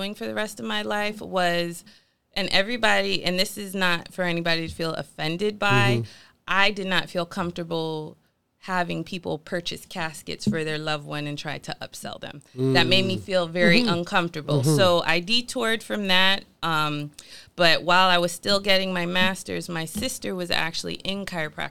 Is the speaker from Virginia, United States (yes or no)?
no; Miami, Florida, United States; Born and raised in Miami, Florida.